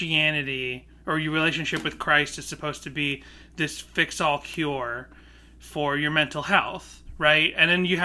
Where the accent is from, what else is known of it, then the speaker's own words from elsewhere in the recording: Boston, Massachusetts, United States; I grew up in Boston